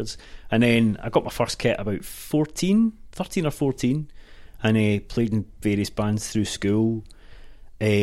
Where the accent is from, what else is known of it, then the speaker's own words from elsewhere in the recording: Ardrossan, Scotland, United Kingdom; Ayrshire, yeah. I'm from Ardrossan